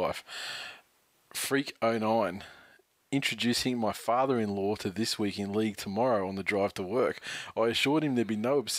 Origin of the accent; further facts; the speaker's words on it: New Zealand; It's funny, a couple of people have made comments, blah, blah, blah, but I'm from New Zealand.